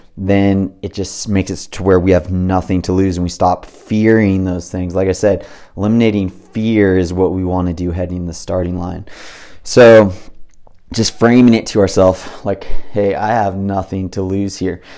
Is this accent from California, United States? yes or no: yes; Big Bear Lake, California, United States; I grew up in Big Bear Lake, little tiny, you know, resort town with nine thousand people in it